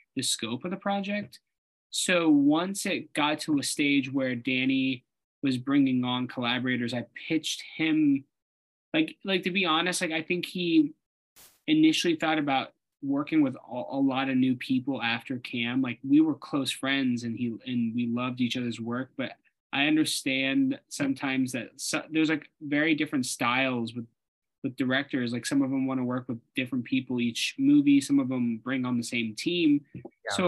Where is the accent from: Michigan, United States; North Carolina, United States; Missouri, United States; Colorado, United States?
Missouri, United States; Kansas City; moved away; I'm from Kansas City originally.